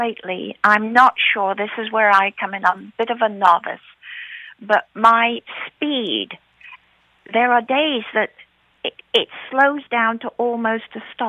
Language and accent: English; England, United Kingdom; now in United States; I'm born and raised from England. I'm an American citizen.